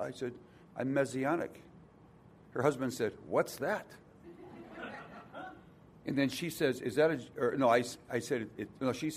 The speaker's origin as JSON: {"language": "English", "town": "Milwaukee", "region": "Wisconsin", "country": "United States"}